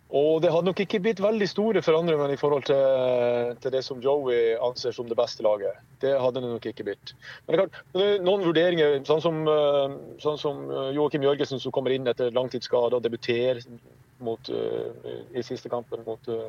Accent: Saltdal, Nordland, Norway; moved away as an adult; now in Kristiansand, Norway; Jeg kommer opprinnelig fra en, eh, en, liten kommune i Nordland som heter Saltdal kommune

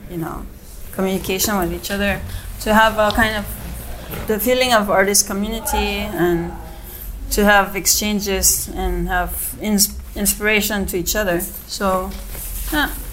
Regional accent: South Korea; also born or lived in United States; now in Yucatan, Mexico; I grew up in Korea. I'm like fully Korean

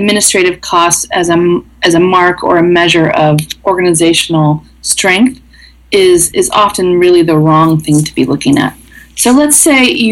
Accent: the middle of the U.S., Midwest, United States; moved away as an adult; also born or lived in Southern Africa; having come from the middle of the U.S. and from a town of 300 people

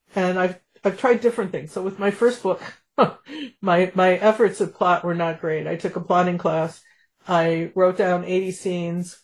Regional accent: Chicago, Illinois, United States; also born or lived in Champaign, Illinois; I'm from Chicago

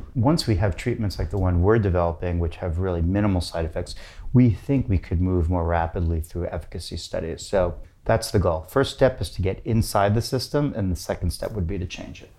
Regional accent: New York City, New York, United States; moved away as an adult; also born or lived in Berkeley; now in San Francisco, United States; I'm from New York City

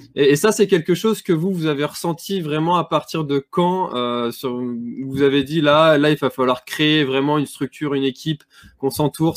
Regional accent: Brittany, France; chez nous en Bretagne

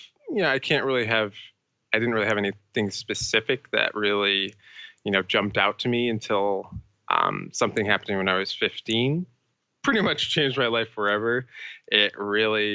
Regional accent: Bridgewater Triangle, Massachusetts, United States; I grew up in Massachusetts, the United States, in this very small area called, well, it's a part of an area called the Bridgewater Triangle

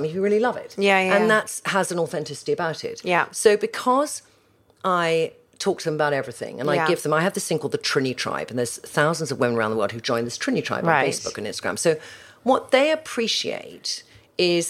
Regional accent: United Kingdom; as British girls

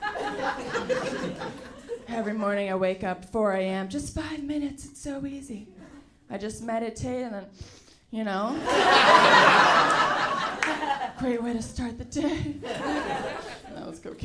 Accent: San Francisco, California, United States; I grew up in San Francisco

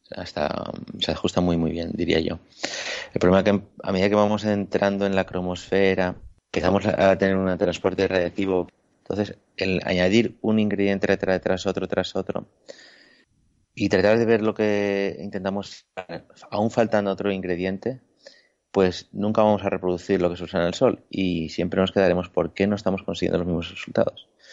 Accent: Ibiza, Balearic Islands, Spain; moved away; also born or lived in La Laguna, Tenerife; soy de Ibiza

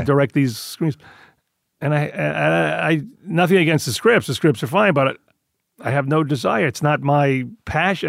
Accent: New York, United States; moved away; I grew up Italian in Queens

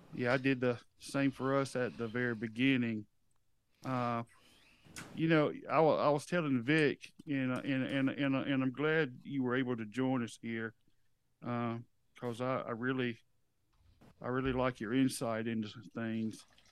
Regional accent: the South, United States; we're from the South

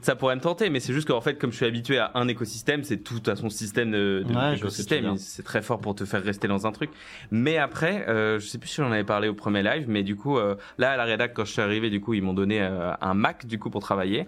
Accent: Nantes, Pays de la Loire, France; moved away as an adult; also born or lived in Lille; now in Paris, France; je viens de Nantes à la base

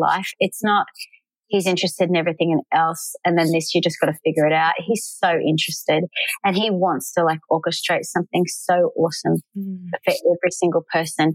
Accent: Australia; moved away as an adult; now in Nashville, United States; I'm Australian

